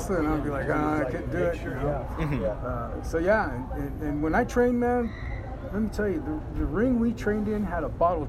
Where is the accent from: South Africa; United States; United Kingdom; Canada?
United States; Hayward, California; I grew up locally here in Hayward, so I've been in the Bay Area my whole life.